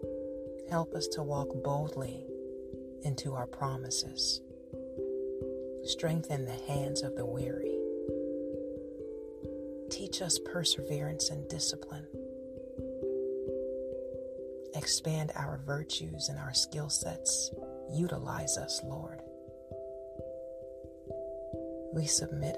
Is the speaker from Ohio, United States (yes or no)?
yes; Cincinnati, Ohio, United States; I am from Cincinnati